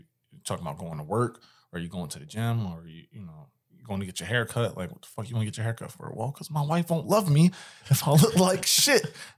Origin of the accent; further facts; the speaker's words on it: Philadelphia, Pennsylvania, United States; I'm from West Philly. They shut my spot.